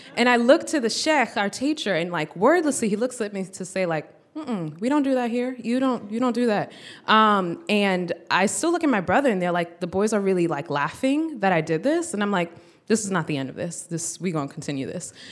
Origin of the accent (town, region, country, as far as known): United States; born or raised there